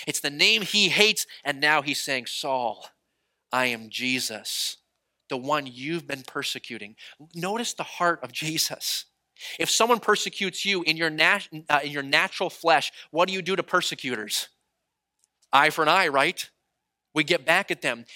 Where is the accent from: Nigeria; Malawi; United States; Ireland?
United States; New England; moved away; growing up in New England, I am a dyed in the wool Boston fan